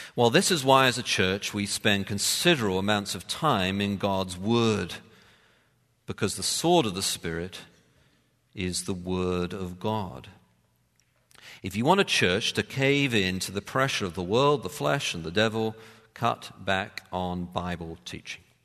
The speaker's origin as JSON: {"language": "English", "region": "London", "country": "United Kingdom", "tie": "born or raised there", "said": "I'm a city boy and I grew up in London"}